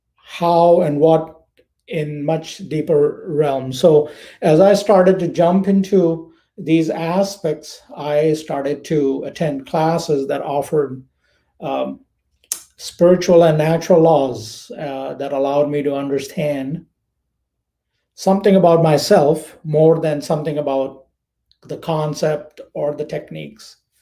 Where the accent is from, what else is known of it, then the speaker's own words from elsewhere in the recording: India; moved away as an adult; also born or lived in United States; now in Florida, United States; I am from India. I was born, raised, educated there. I have been in the United States since 2002